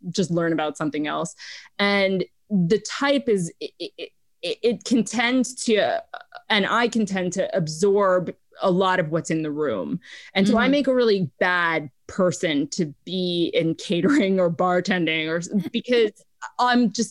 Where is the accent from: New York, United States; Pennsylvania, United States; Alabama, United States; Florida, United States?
New York, United States; New York City; now in Los Angeles, United States; grew up in New York City